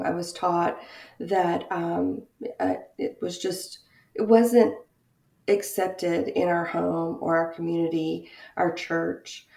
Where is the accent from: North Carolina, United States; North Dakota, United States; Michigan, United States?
North Carolina, United States; Goldsboro; also born or lived in Raleigh, North Carolina; I grew up in a small town in North Carolina, Goldsboro, North Carolina.